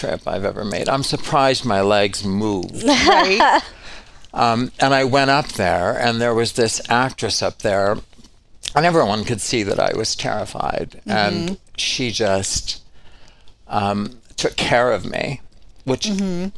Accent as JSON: {"language": "English", "town": "Elk Point", "region": "South Dakota", "country": "United States", "also_born_or_lived": "New York", "said": "Originally would be South Dakota."}